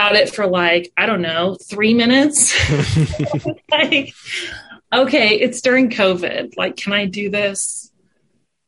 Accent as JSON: {"language": "English", "town": "Wichita", "region": "Kansas", "country": "United States", "said": "we're from here"}